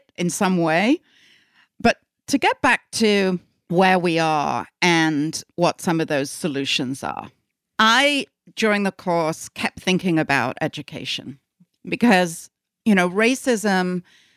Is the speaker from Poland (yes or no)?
no; United Kingdom; moved away as an adult; also born or lived in England; now in United States; I'm British.